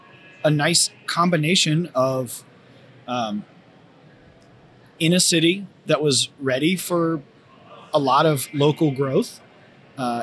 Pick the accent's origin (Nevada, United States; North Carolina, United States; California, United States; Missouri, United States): North Carolina, United States; Raleigh-Durham area; now in Cincinnati, United States; I'm from the Raleigh-Durham area in North Carolina